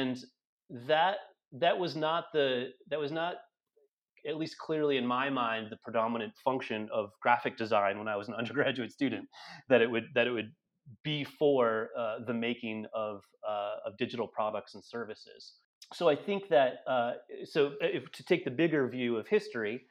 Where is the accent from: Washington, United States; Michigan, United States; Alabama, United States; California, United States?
Michigan, United States; Detroit; I grew up in Metro Detroit